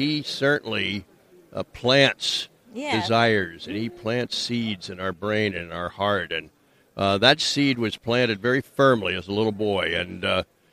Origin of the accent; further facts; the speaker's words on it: Wilmington, Delaware, United States; now in Florida, United States; I grew up in Wilmington, Delaware.